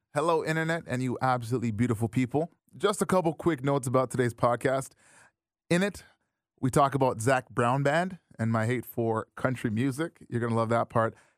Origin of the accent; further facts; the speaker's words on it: Brampton, Ontario, Canada; I grew up in Brampton